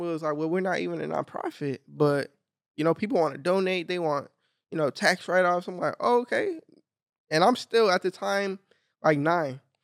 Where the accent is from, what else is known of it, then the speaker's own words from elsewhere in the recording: Long Beach, California, United States; I grew up in Long Beach, north